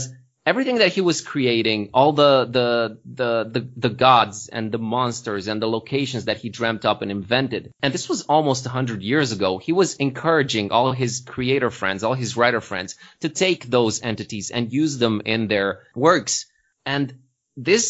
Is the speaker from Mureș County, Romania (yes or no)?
yes; Târgu Mureș, Mureș County, Romania; now in Sighișoara, Romania; Târgu Mureș, from my hometown